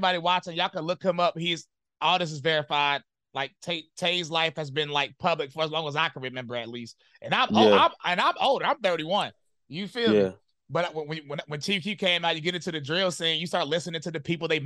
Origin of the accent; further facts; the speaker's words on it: High Point, North Carolina, United States; all I knew growing up, you had Bloods, you had some people that was Crips, and I'm from High Point, North Carolina